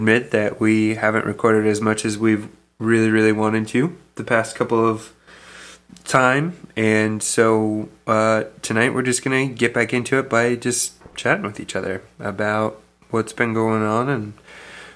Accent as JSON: {"language": "English", "region": "Iowa", "country": "United States", "said": "I'm from Iowa"}